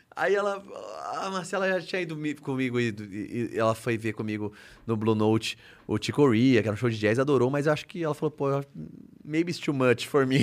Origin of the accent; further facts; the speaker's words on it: Brazil; foi a primeira vez que eu saí do Brasil, né? E ninguém da minha família havia saído do Brasil